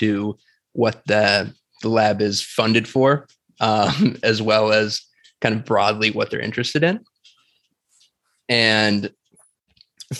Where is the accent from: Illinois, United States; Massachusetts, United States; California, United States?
Illinois, United States; Batavia; moved away as an adult; also born or lived in Minnesota; now in San Diego, United States; I'm originally from Illinois. So I grew up basically most of my life in a city called Batavia, Illinois, which is about 40 miles straight west from Chicago